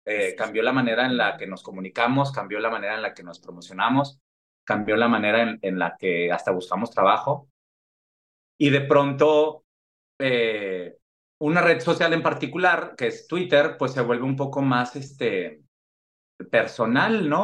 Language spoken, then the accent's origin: Spanish; Mexico; moved away; como mexicano en el extranjero